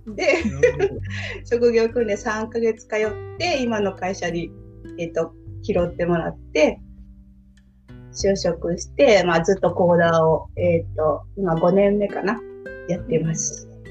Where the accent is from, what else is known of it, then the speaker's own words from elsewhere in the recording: Osaka, Japan; 大阪生まれの大阪育ちで